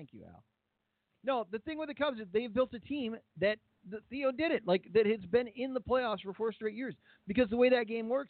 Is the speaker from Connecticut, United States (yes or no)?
no; Kirkland, Illinois, United States; Kirkland is in Illinois. Like, my hometown.